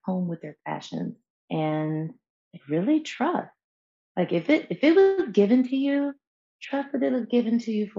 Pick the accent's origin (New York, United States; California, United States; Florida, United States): New York, United States; being born and raised in New York State, New York City was not far